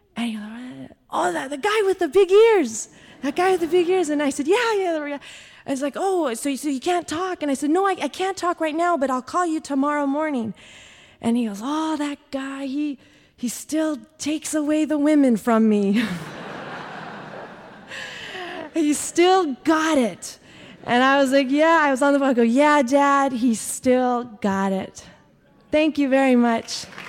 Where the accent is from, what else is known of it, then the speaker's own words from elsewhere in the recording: Oxnard, California, United States; I grew up in Oxnard, California